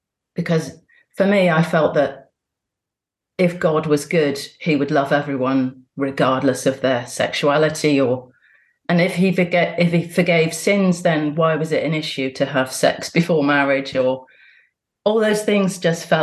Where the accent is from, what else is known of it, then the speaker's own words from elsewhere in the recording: Bristol, South West England, United Kingdom; I was born in Bristol and my parents are both Catholic